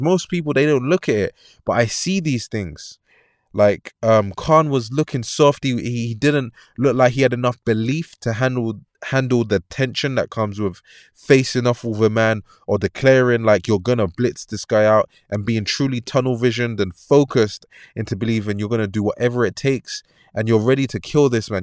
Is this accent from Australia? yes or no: no; London, United Kingdom; I'm from London